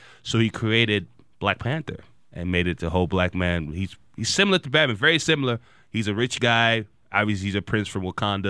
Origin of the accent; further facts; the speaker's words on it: Nigeria; I'm Nigerian.